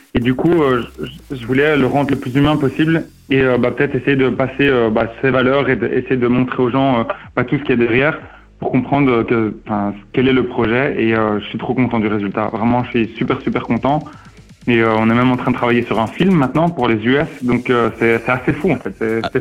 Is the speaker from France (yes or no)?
no; Mexico; moved away; mon pays d'origine, donc le Mexique